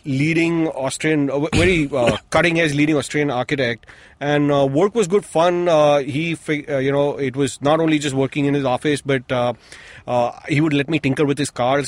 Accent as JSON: {"language": "English", "town": "Mumbai", "region": "Maharashtra", "country": "India", "tie": "born or raised there", "moved": "as an adult", "said": "I was born here. I spent the first 25 years of my life here."}